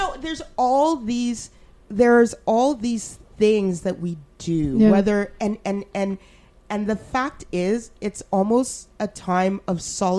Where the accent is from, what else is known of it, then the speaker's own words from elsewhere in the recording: Alberta, Canada; I'm so glad I grew up in Alberta